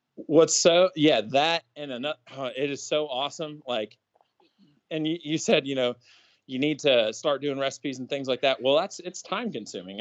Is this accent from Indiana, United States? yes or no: yes; Indiana, United States; moved away; also born or lived in Pennsylvania; where I grew up in Indiana